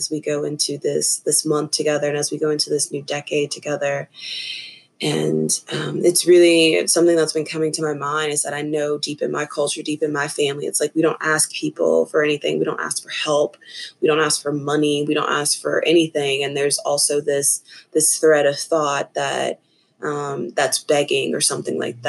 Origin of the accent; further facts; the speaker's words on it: Tennessee, United States; moved away as an adult; now in Asheville, United States; I'm from, born and raised in Tennessee